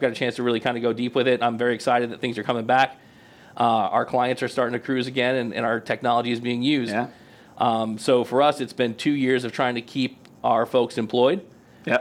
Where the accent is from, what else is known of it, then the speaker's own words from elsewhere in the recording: Auburndale, Florida, United States; I grew up in Polk County, so I can make fun of it. Let's uh, go. So I grew up in Auburndale